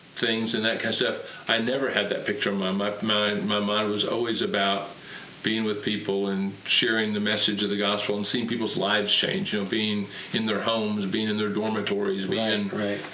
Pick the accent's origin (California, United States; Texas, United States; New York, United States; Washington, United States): Washington, United States; Tacoma; I was raised and born and raised in Tacoma, Washington